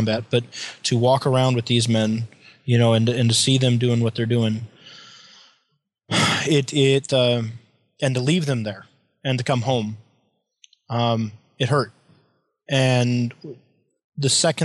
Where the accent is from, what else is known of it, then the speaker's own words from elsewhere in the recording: United States; as an American civilian